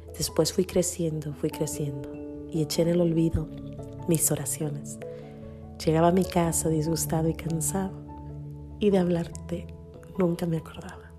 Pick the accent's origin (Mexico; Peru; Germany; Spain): Mexico; por naturaleza soy mexicana